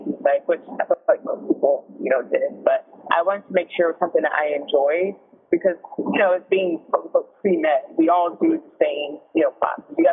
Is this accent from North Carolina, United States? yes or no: yes; North Carolina, United States; also born or lived in Chicago; I am from North Carolina, North Carolina native.